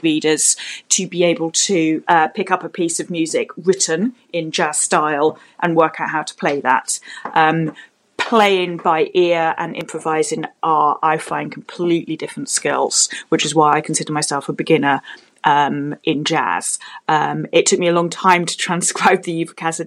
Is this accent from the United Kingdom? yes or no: yes; London, United Kingdom; I am from London in the UK